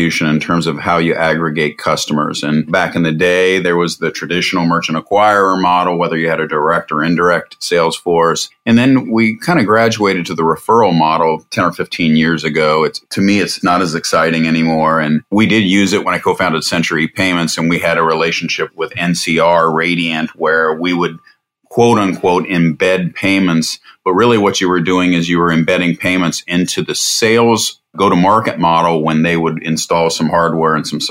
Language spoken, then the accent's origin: English; Columbus, Ohio, United States; Born and raised in Columbus, Ohio